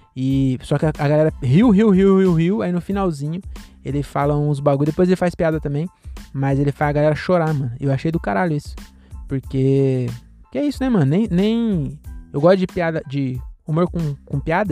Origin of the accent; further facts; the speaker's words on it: Cajamar, São Paulo, Brazil; eu sou aqui de Cajamar mesmo